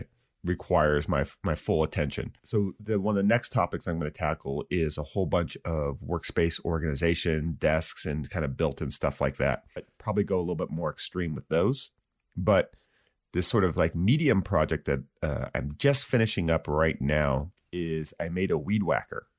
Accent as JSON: {"language": "English", "town": "Santa Barbara", "region": "California", "country": "United States", "tie": "born or raised there", "said": "That's my hometown."}